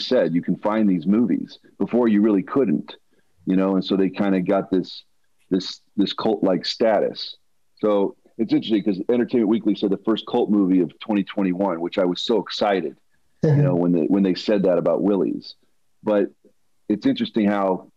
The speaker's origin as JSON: {"language": "English", "town": "Denver", "region": "Colorado", "country": "United States", "tie": "born or raised there", "said": "I grew up in Denver, Colorado"}